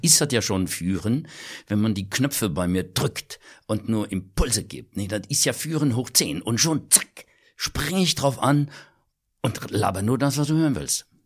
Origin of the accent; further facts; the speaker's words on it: Kirchen, Rhineland-Palatinate, Germany; den Geburtsort, den ich auch liebe, das Kirchen an der Sieg.